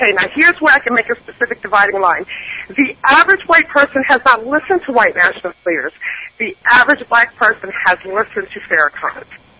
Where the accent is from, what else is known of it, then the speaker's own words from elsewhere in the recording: New York, United States; moved away as an adult; also born or lived in West Indies; when I moved to the South, there was the same barrier. I'm from New York, and I have 2 degrees